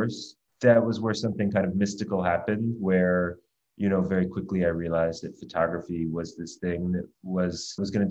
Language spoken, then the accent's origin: English; United States; as an American growing up at the time